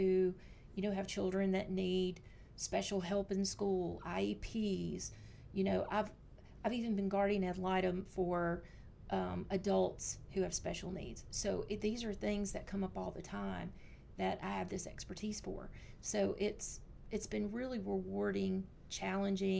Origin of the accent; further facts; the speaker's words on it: Louisiana, United States; I'm from Louisiana